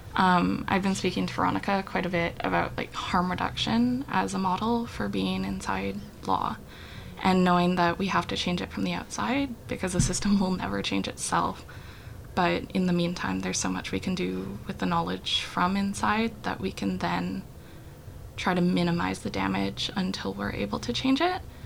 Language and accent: English; Whitehorse, Yukon, Canada; moved away as an adult; also born or lived in Montreal; I was born and raised in Whitehorse, Yukon